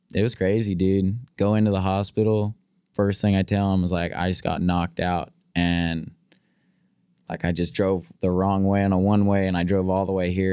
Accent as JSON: {"language": "English", "region": "California", "country": "United States", "tie": "born or raised there", "moved": "as an adult", "said": "growing up in California."}